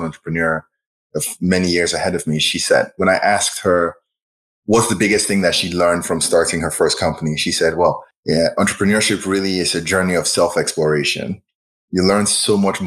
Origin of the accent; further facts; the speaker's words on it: Nigeria; moved away as an adult; also born or lived in Champaign, Illinois / Boston / Silicon Valley; now in Chicago, United States; I was born and raised in Nigeria, and then I moved to the US for undergrad